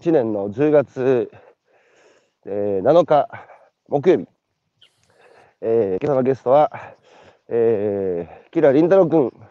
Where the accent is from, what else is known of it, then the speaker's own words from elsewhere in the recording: Beppu, Oita, Japan; その、自分のふるさとの、あの、大分の別府